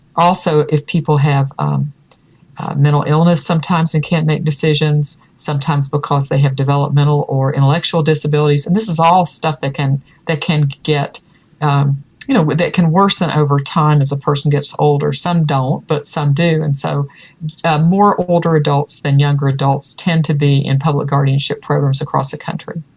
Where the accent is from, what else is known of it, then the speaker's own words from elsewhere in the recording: Virginia, United States; In Virginia, that's my home state